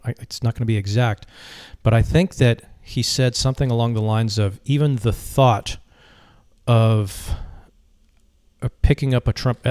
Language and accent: English; Minneapolis, Minnesota, United States; also born or lived in Vietnam; now in Virginia Beach, United States; I spent a little time with my family uh, in the place where I grew up in the Twin Cities of Minnesota.